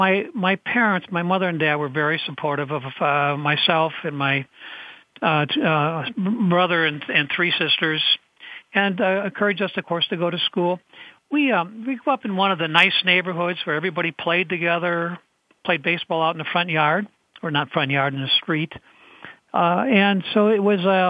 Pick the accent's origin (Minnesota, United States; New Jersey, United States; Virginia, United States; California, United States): Minnesota, United States; St. Paul; I grew up in Minnesota, St. Paul, Minnesota